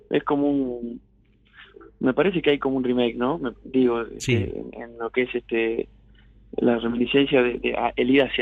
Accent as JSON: {"language": "Spanish", "town": "Urdampilleta", "region": "Buenos Aires Province", "country": "Argentina", "said": "Pilleta traza la divisoria del medio entre Deró y, este, y Bolívar. Pertenecemos al partido de Bolívar, pero está justito en el medio."}